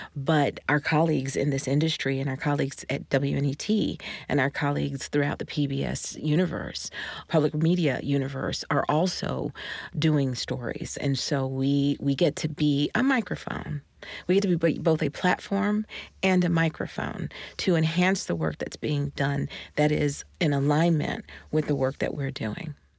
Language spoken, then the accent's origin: English; Georgia, United States; I'm from Georgia in the seventies